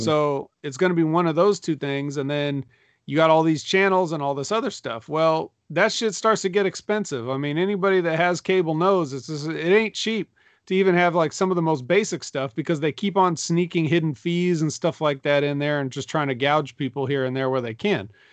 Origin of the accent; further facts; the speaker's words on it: Sacramento, California, United States; I'm from Sacramento, too